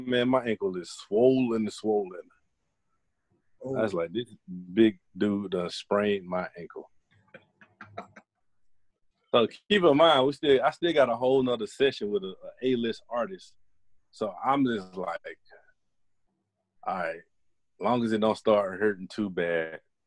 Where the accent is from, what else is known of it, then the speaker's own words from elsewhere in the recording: Atlanta, Georgia, United States; I'm from Atlanta